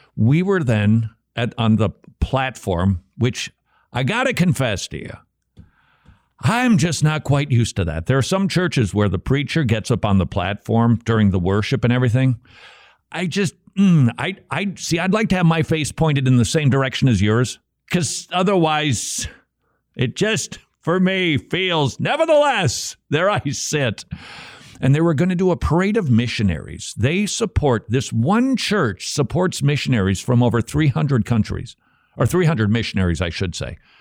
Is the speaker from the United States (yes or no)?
yes; Minnesota, United States; moved away; I'm from Minnesota.